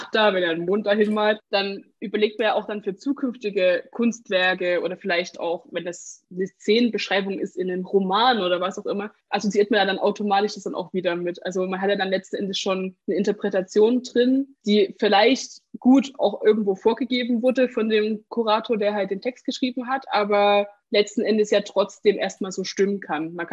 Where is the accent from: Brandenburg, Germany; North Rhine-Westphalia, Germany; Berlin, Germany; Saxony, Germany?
Saxony, Germany; aber ich komme aus Sachsen